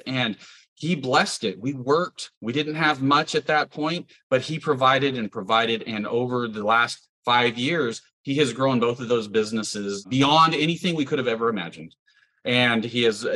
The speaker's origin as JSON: {"language": "English", "town": "Porterville", "region": "California", "country": "United States", "tie": "born or raised there", "moved": "as an adult", "lives_now": "Indiana, United States", "said": "I grew up in Porterville, California, into a farming family"}